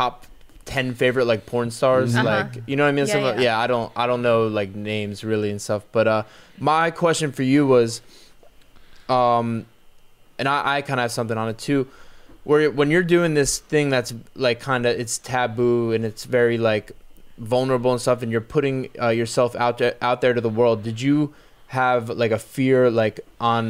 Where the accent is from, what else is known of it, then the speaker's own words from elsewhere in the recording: New Jersey, United States; also born or lived in Los Angeles; now in Florida, United States; I'm from Jersey. I've lived in LA, I've traveled all over to and now I'm living in Florida